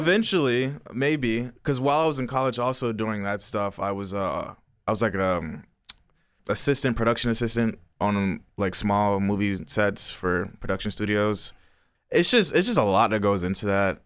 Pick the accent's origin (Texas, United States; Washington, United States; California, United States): Texas, United States; Dallas; also born or lived in DeSoto, Texas; I was born in Dallas, um, kind of beginning of my life, I was, well, I was raised in South Dallas